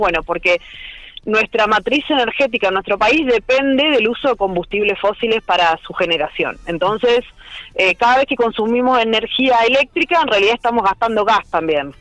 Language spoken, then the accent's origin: Spanish; Argentina